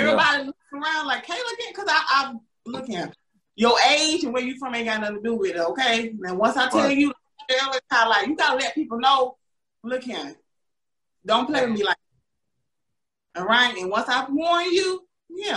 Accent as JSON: {"language": "English", "region": "the South", "country": "United States", "said": "down here in the South"}